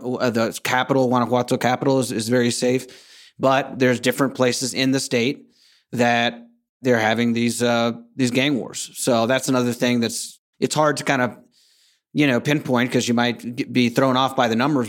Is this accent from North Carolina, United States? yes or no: yes; North Carolina, United States; moved away as an adult; also born or lived in San Diego, California / Madrid / Caribbean; now in San Miguel de Allende, Mexico; I was born in San Diego, California, was raised mostly in North Carolina